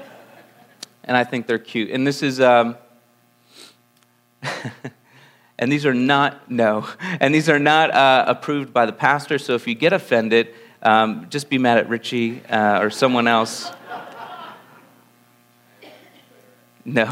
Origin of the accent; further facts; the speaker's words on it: Langhorne, Pennsylvania, United States; I'm born and raised in Pennsylvania. I came from right outside Philadelphia. I grew up in Lower Bucks County in a place called Langhorne, Pennsylvania.